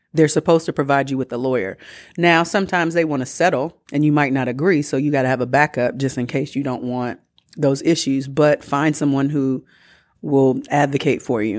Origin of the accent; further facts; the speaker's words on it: Atlanta, Georgia, United States; I'm from Atlanta